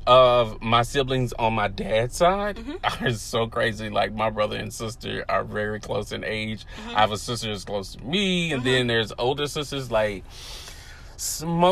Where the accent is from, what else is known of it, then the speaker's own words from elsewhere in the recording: the South, United States; I was raised in the South